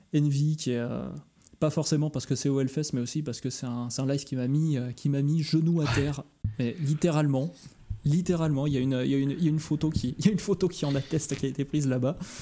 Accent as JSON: {"language": "French", "town": "Lyon", "region": "Auvergne-Rhône-Alpes", "country": "France", "moved": "yes", "said": "je suis lyonnais à l'origine"}